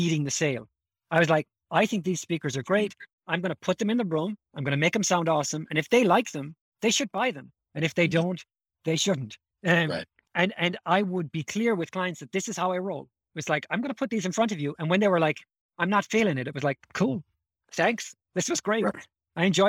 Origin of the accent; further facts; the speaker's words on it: Ireland; moved away; coming from Ireland